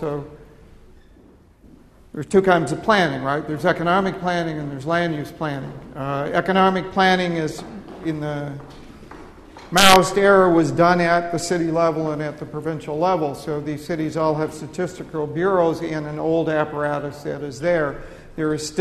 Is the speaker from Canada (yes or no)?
yes; Canada; also born or lived in United States; now in United Kingdom; I'm Canadian, but I lived in the United States for some period of time